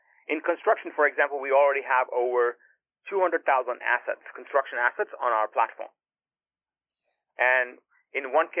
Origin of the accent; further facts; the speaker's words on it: California, United States; at least as I was growing up in Silicon Valley and looking at a lot of these kind of problems